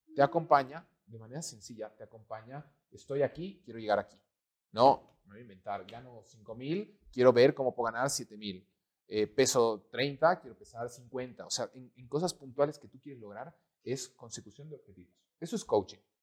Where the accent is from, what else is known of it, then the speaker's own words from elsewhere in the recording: Bolivia; amo mi país porque soy boliviano